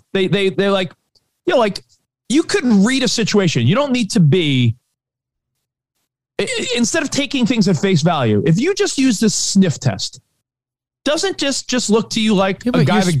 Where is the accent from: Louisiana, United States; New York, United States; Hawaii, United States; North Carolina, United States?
New York, United States; growing up in New York